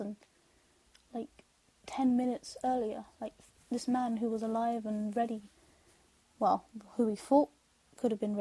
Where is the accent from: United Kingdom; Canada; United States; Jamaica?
United Kingdom; London; I'm from London